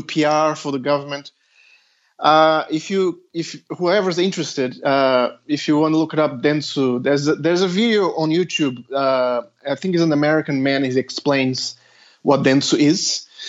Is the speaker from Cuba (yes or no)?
no; Australia; Well, I'm Australian. I applied for a PhD in Australia.